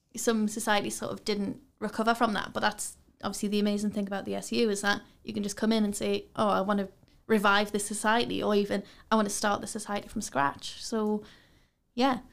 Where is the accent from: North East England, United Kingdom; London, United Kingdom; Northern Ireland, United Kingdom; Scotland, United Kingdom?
North East England, United Kingdom; Newcastle upon Tyne; I'm from Newcastle. I've, I've never left here